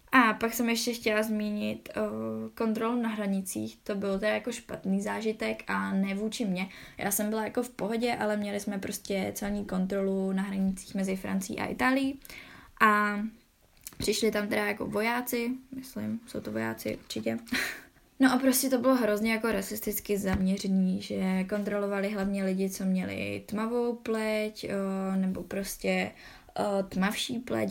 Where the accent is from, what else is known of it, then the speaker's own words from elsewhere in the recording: Czechia; že jsem z Česka